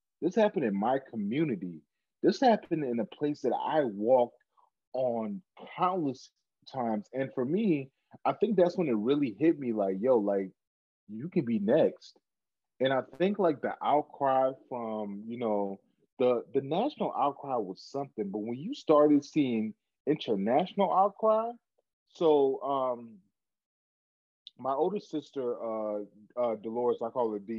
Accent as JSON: {"language": "English", "country": "Cameroon", "said": "Back in Cameroon, where my home country, where I'm from, they were having Black Lives Matter protests in Cameroon, a 98% majority Black community."}